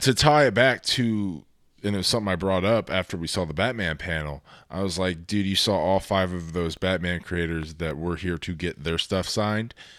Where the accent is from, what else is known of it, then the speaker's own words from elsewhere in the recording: Texas, United States; I am from Texas